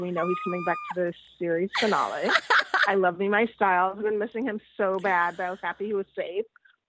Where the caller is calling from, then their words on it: Los Angeles, California, United States; I'm in Los Angeles.